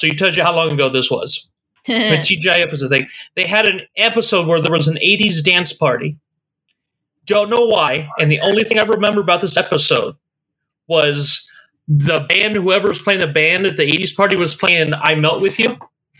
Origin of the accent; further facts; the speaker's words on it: Ohio, United States; moved away; I didn't grow up in California. I grew up in Ohio.